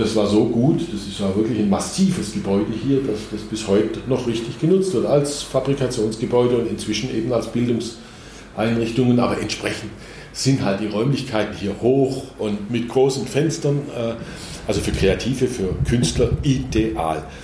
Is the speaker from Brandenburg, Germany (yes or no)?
no; Black Forest, Baden-Württemberg, Germany; moved away; da, wo ich herkomme, aus, in meiner Heimat, in wesentlichen Teilen im Schwarzwald